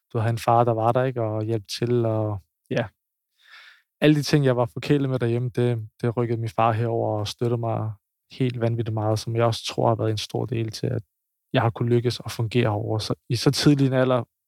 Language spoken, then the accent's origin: Danish; Copenhagen, Capital Region of Denmark, Denmark; now in Odense, Denmark; jeg er fra København